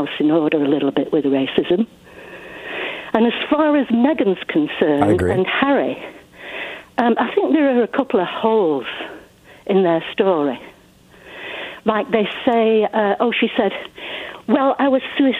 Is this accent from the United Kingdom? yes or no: yes; England, United Kingdom; I was growing up in England in the 50s and the 60s, which gives you some idea how old I am.